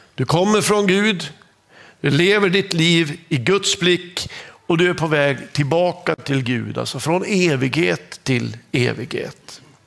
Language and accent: Swedish; Norrland, Sweden; accent: Norrland (norrländsk); Jag har en liten norrländsk accent